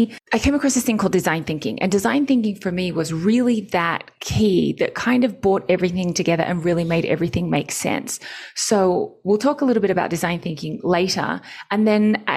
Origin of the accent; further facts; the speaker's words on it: Australia; moved away as an adult; also born or lived in Japan; now in Mexico; born and raised in Australia